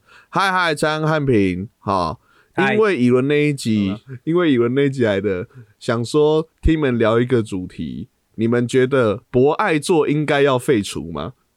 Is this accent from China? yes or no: no; Taiwan; 因为在我们台湾人的心中，座座都是博爱座